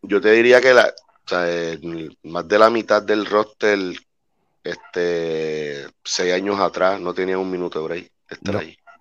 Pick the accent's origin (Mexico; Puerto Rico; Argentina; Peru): Puerto Rico; nosotros somos una isla de 100 por 35